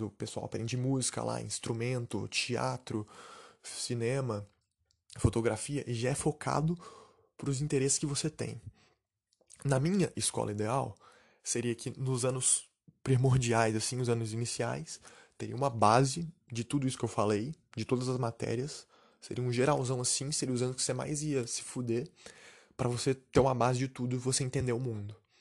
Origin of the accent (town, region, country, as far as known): Brazil; now in Canada